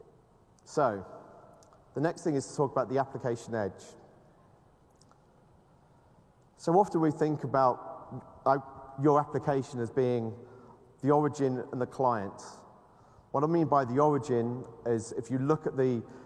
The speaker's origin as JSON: {"language": "English", "country": "United Kingdom", "said": "I'm British"}